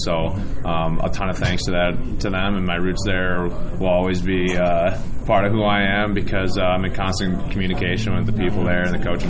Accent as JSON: {"language": "English", "region": "Michigan", "country": "United States", "said": "I'm being from Michigan"}